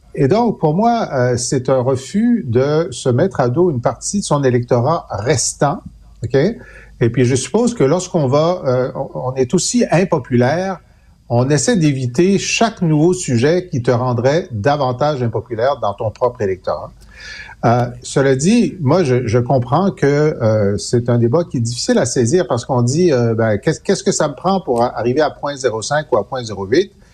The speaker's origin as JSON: {"language": "French", "town": "Thetford Mines", "region": "Quebec", "country": "Canada", "said": "je viens de Tetford Mines"}